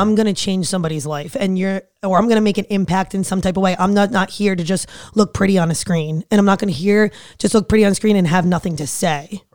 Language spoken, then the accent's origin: English; New Jersey, United States; fiery from Jersey